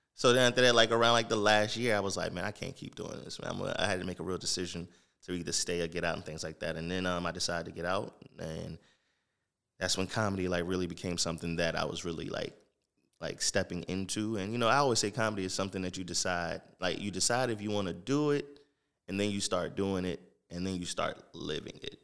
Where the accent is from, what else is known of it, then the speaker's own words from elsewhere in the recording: Jacksonville, Florida, United States; moved away as an adult; also born or lived in Norfolk, Virginia / Virginia Beach / Baltimore; I'm originally from Jacksonville, Florida, Duval County, born and raised